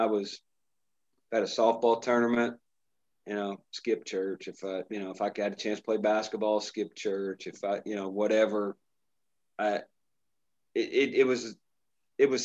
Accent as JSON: {"language": "English", "town": "Brazil", "region": "Indiana", "country": "United States", "tie": "born or raised there", "said": "I grew up in the big city of Brazil, Indiana"}